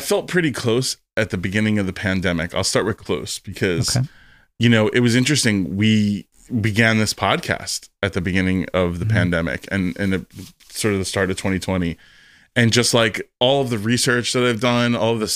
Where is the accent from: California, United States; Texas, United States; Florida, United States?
Florida, United States; Fort Lauderdale; I grew up in Fort Lauderdale